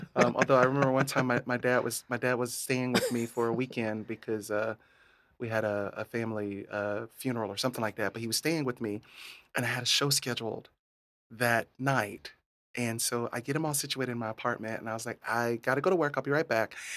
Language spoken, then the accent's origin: English; Hardee County, Florida, United States; So, uh, in Hardee County